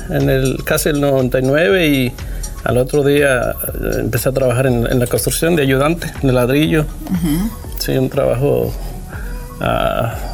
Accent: Zacatecas, Mexico; now in United States; De un rancho de Zacatecas

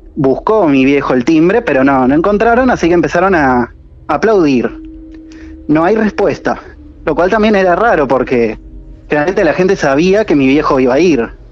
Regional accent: Buenos Aires, Argentina; now in Mar del Plata, Argentina; Yo soy de Villurquiza, de Capital.

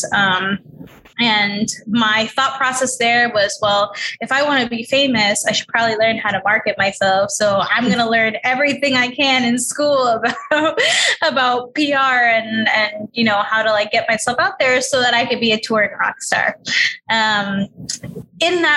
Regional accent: New York City, New York, United States; I grew up in New York City. I was raised in Queens

